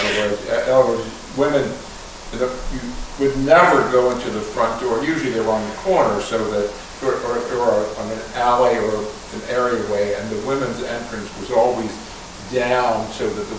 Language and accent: English; Baltimore, Maryland, United States; In the 40s and 50s, growing up in Baltimore